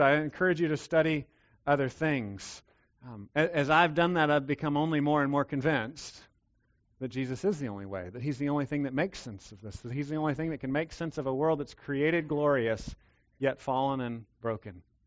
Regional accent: Texas, United States; Yes, I'm a Texan

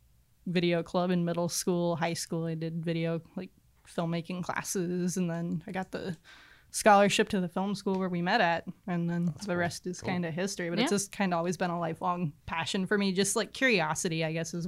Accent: Litchfield Park, Arizona, United States; also born or lived in Glendale, Arizona / Buckeye, Arizona; I'm from the West Valley

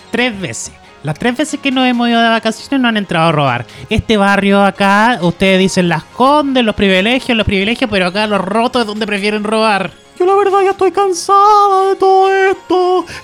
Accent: Cayupil, Araucanía, Chile; la verdad es que yo soy de Cayupil y él siempre ha estado muy ligado al tema del rodeo

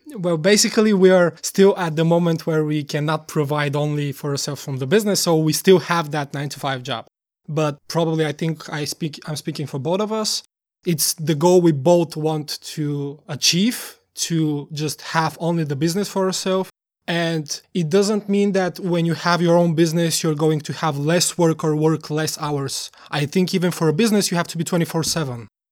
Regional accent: Bulgaria; moved away as an adult; now in Denmark; We are both from Bulgaria, and for me, I, it's already been almost five years since I'm in Denmark

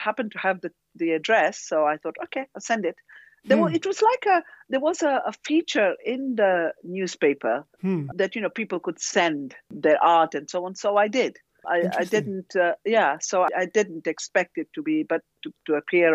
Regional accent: Zanzibar, Tanzania; moved away; also born or lived in Dar es Salaam, Tanzania / London, United Kingdom; I was born in Zanzibar, so I'm from East Africa.

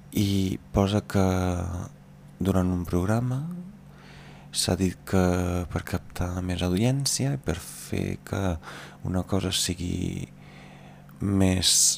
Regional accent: Veneto, Italy; Catalan is a second language; moved away as an adult; now in Catalonia, Spain; Jo sóc d'un poble de l'interior, uns 60 quilòmetres de Venècia

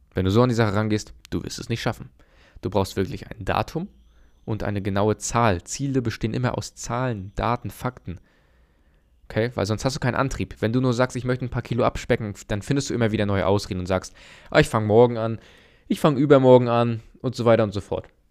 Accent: Germany; bei uns in Deutschland

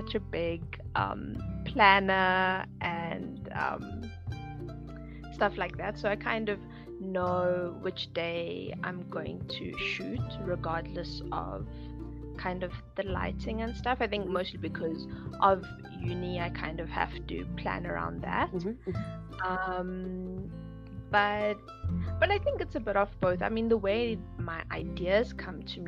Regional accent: Johannesburg, Gauteng, South Africa; I'm from Johannesburg, South Africa. I'm born and bred here

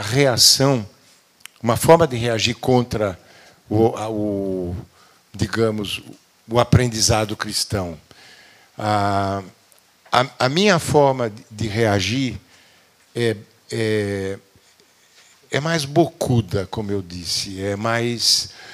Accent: Brazil; perguntou de onde é que a gente era, disse do Brasil

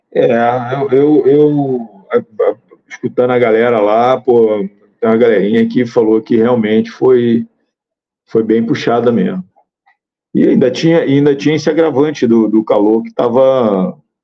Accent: Rio de Janeiro, Brazil; eu sou do Estado

